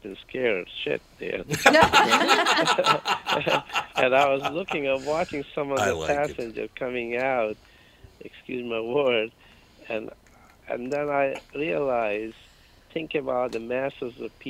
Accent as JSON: {"language": "English", "town": "Patna", "region": "Bihar", "country": "India", "tie": "born or raised there", "also_born_or_lived": "Darbhanga, India / New York City, United States", "moved": "as an adult", "lives_now": "United States", "said": "I grew up in a small city called Patna. Patna, actually, I was born in a small city called Darbhanga"}